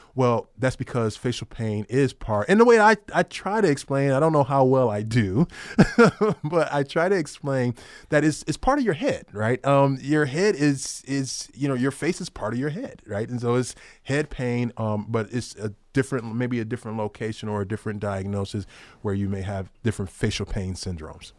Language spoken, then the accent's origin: English; Detroit, Michigan, United States; I'm originally from Detroit.